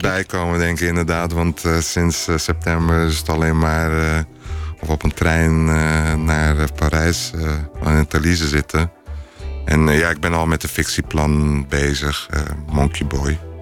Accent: Rotterdam, South Holland, Netherlands; also born or lived in Istanbul; vanuit Rotterdam weet ik... is een stad al met 160 nationaliteiten, toen ook al

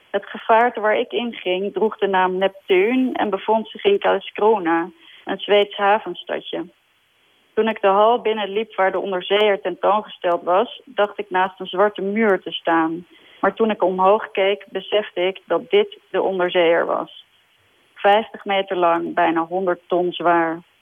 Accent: Denmark; born there; also born or lived in Sweden; volgens mij ben ik in Denemarken geboren en heb ik in Zweden gewoond. En vandaar dat ik eh, zo nu en dan ook de Scandinavische kranten check.

